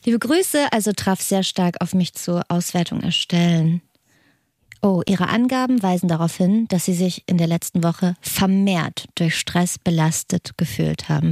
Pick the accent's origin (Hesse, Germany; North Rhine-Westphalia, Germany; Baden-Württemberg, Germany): Hesse, Germany; Hessen, komme ich her